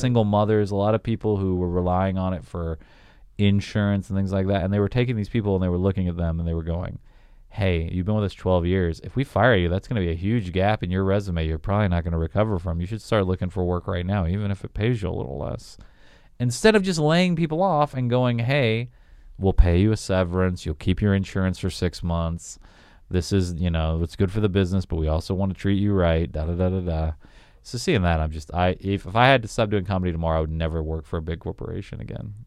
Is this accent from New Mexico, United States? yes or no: no; Augusta, Georgia, United States; moved away as an adult; also born or lived in Wichita, Kansas; I moved from Augusta, Georgia to Wichita, Kansas, Wichita was, like, four times more populated than where I grew up